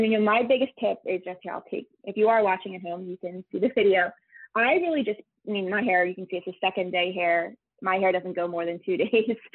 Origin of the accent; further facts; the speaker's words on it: Philadelphia, Pennsylvania, United States; I'm from Philadelphia